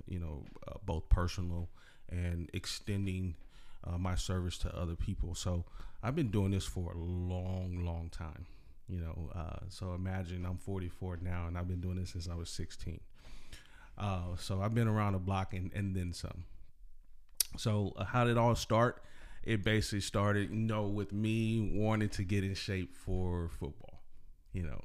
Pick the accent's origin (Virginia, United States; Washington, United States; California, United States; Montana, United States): California, United States; Salinas; I'm from Salinas area.